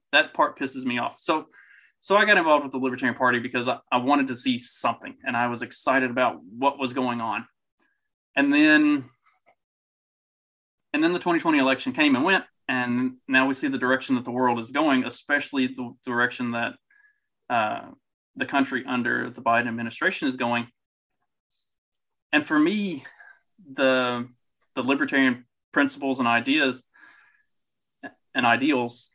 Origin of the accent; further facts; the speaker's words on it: Kentucky, United States; I grew up in Kentucky.